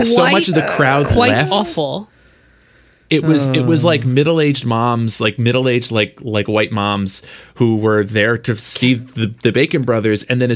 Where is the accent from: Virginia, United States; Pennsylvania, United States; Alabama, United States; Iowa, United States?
Pennsylvania, United States; Philadelphia; I grew up in Philly.